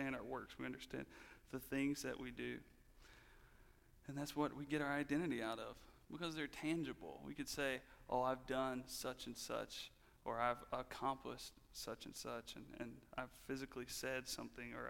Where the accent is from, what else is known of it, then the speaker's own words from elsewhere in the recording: the Bible Belt, United States; I grew up in the Bible Belt